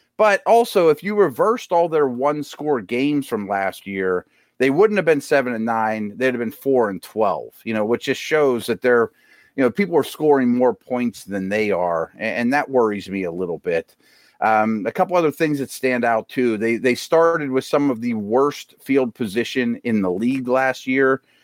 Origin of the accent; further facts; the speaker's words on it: Pittsburgh, Pennsylvania, United States; my hometown